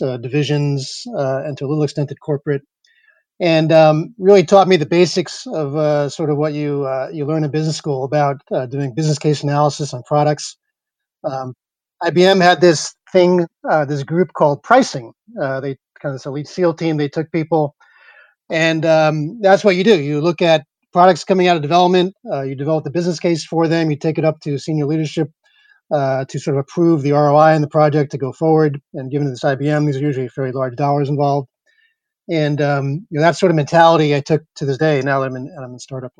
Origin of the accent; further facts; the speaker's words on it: East Coast, United States; moved away as an adult; also born or lived in New York / Silicon Valley; I grew up in the East Coast